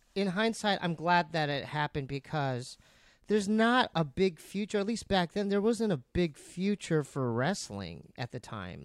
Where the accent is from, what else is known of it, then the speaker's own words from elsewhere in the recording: San Diego, California, United States; I grew up in San Diego